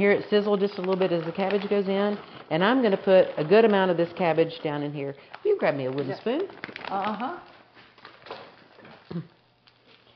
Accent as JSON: {"language": "English", "region": "the South", "country": "United States", "said": "I'm Southern"}